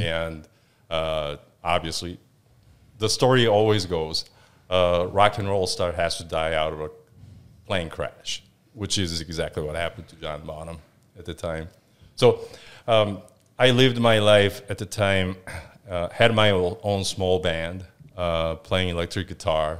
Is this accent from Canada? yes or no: no; Seoul, South Korea; moved away as an adult; So, I was born in South Korea, originally from, um, South Korea, obviously, uh, born in Seoul